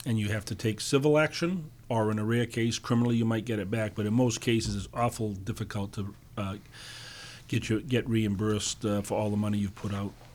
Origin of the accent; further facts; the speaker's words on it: Dartmouth, Massachusetts, United States; also born or lived in New Bedford / Fall River; I grew up in Dartmouth. My family's from New Bedford